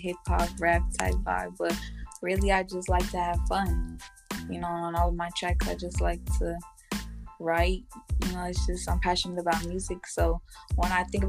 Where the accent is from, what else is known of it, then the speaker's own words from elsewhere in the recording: San Jose, California, United States; I'm from San Jose, California